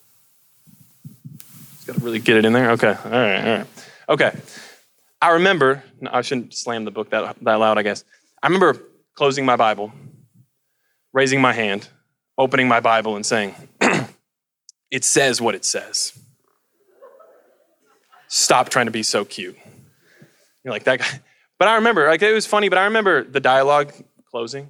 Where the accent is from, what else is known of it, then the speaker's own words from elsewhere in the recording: Colorado, United States; the mountains that I grew up with in Colorado